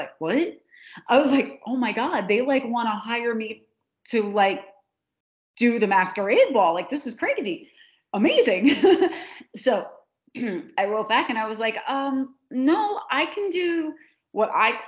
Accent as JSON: {"language": "English", "region": "New Jersey", "country": "United States", "said": "We call it going down the shore. We never, in New Jersey, you go to the shore. You don't go to the beach"}